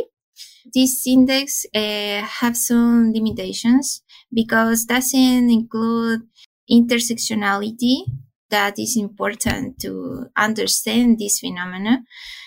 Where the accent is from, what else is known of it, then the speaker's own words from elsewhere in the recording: Chile; I'm from Chile and I'm a pharmacist